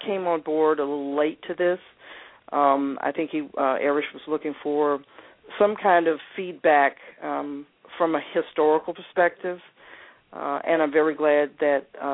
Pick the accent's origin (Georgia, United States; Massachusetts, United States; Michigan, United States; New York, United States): Georgia, United States; Atlanta; I was raised here in Atlanta